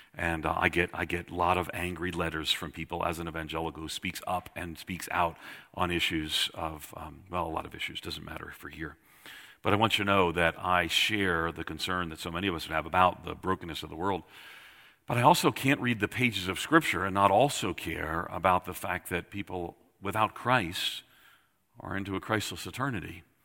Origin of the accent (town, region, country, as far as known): Long Island, New York, United States; born or raised there